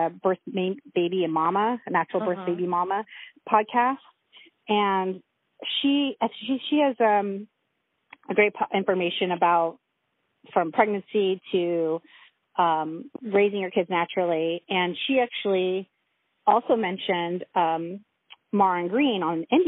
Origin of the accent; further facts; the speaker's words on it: Loma Linda, California, United States; I was born at home in Loma Linda